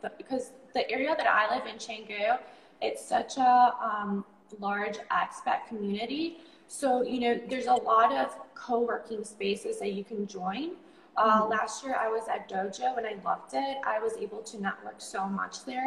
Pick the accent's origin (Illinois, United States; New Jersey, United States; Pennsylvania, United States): Illinois, United States; Chicago; moved away as an adult; now in Bali, Indonesia; I grew up in Chicago